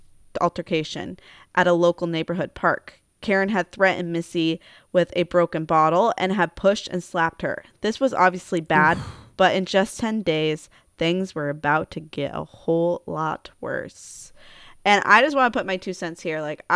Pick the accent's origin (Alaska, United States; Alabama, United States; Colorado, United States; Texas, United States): Alaska, United States; also born or lived in California / Bellingham, Washington; I mean, I grew up in Alaska, so that's where we did our drinking.